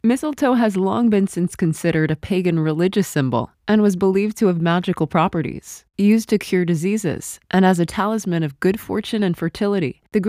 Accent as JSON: {"language": "English", "region": "Oklahoma", "country": "United States", "tie": "born or raised there", "said": "When I was a child in my hometown in Oklahoma, we'd look high up in trees to spot a bunch, try to knock it down, and drag it home like it was a trophy."}